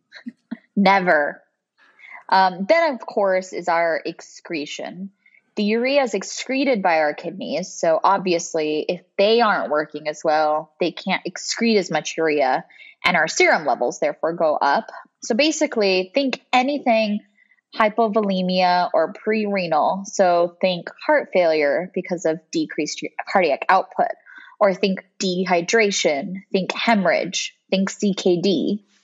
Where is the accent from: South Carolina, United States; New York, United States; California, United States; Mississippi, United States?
California, United States; Bakersfield; moved away as an adult; now in Rochester, United States; I grew up in Central California. So if anybody knows Bakersfield, that's where I'm from